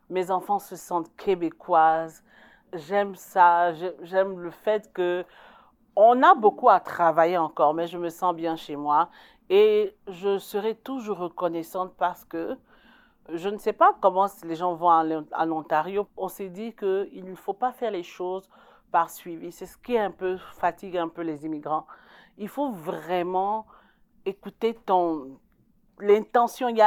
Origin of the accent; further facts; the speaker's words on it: Côte d’Ivoire; now in Canada; je, suis la seule Ivoirienne, d'origine ivoirienne, même si je suis québécoise, canadienne aujourd'hui.